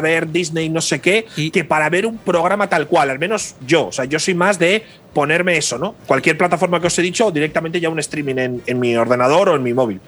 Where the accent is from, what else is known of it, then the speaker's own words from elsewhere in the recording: Spain; como español